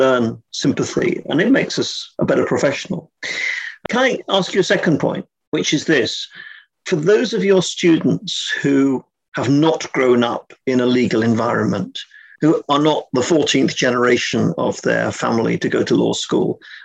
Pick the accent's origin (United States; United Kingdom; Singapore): United Kingdom; England; being English, I use slightly different language